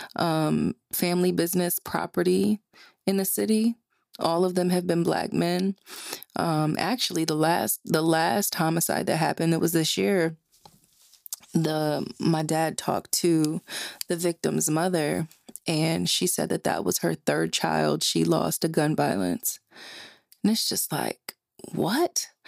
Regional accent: New Jersey, United States; I grew up in Jersey. My whole entire family is from Philadelphia.

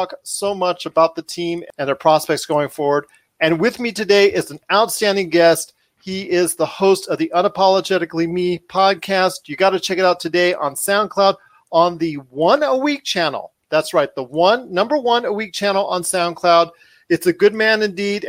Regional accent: Inglewood, California, United States; now in Las Vegas, United States; I was born in Inglewood, California, actually two blocks

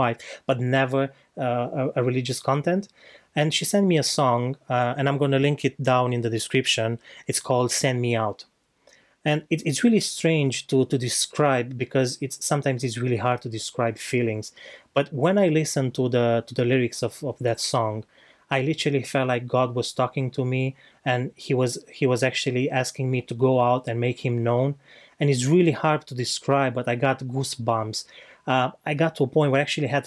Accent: Romania; moved away; I'm not from here, I'm from Romania. So back in Romania, I spent most of my life

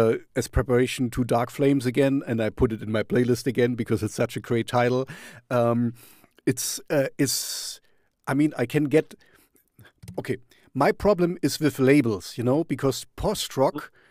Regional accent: East Germany, Germany; I grew up in East Germany, so I grew up in a communist

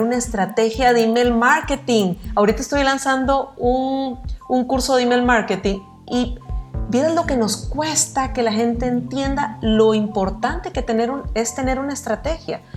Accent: Costa Rica; now in Nicaragua; yo me crié en Costa Rica y recién llegada a Nicaragua

